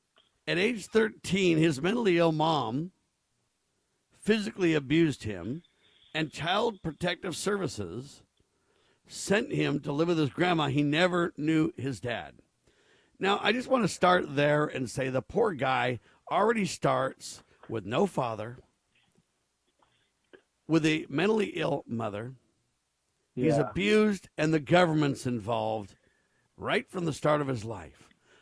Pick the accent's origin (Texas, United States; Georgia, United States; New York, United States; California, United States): California, United States; Camarillo; I grew up in Camarillo, California